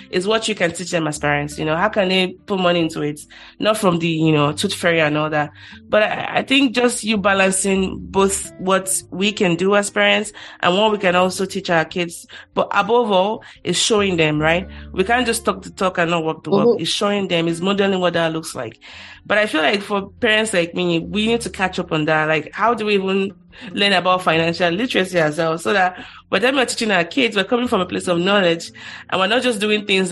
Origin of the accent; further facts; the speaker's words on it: Ikorodu, Lagos, Nigeria; I'm from Ikorodu